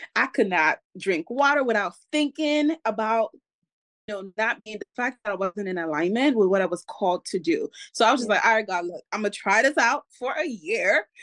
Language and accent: English; Cameroon; I come from Cameroon, West Africa